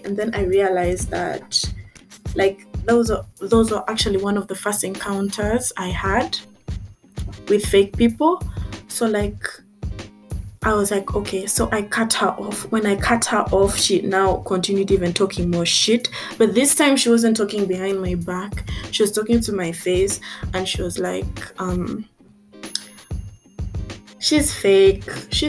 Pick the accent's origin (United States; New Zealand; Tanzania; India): Tanzania; Because I grew up also in Tanzania. And in Tanzania, I was treated basically like an outcast because I couldn't speak Kiswahili. I was a foreigner.